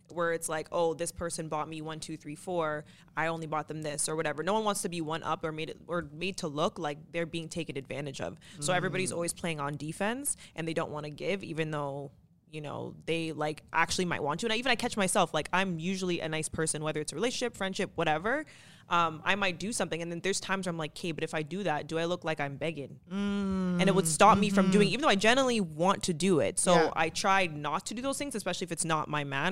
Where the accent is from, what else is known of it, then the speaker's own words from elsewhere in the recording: Ajax, Ontario, Canada; I was born in Ajax